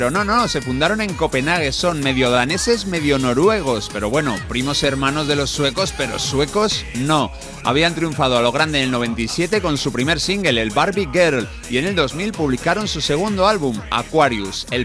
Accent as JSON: {"language": "Spanish", "country": "Honduras", "said": "Buenos días, soy de Honduras"}